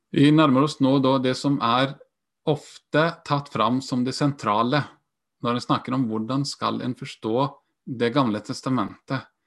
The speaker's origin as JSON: {"language": "Norwegian", "country": "Iceland", "tie": "born or raised there", "also_born_or_lived": "Sweden", "moved": "as an adult", "lives_now": "Norway", "said": "Jeg er halvt islandsk også, født og oppvokst."}